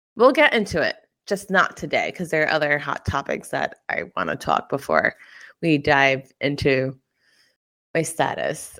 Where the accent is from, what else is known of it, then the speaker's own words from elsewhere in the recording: Brentwood, United States; I am from Brentwood